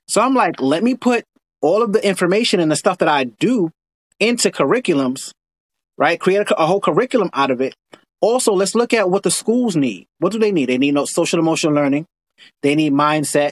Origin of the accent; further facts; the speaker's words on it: New York City, New York, United States; I live here in New York. I grew up in Brooklyn in Coney Island